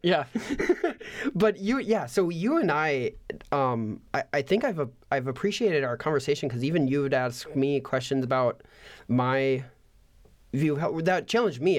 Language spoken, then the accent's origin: English; United States; an American